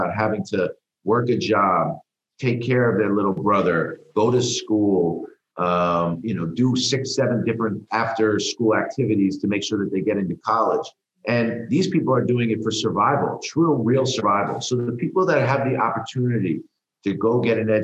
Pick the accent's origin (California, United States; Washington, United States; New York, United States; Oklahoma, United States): New York, United States; I grew up in New York